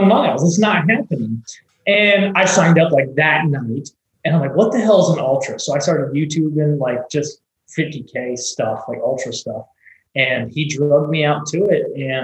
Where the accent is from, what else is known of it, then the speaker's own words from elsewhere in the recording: Indiana, United States; moved away; also born or lived in Ohio / Michigan; I was born in Ohio. I was raised in Indiana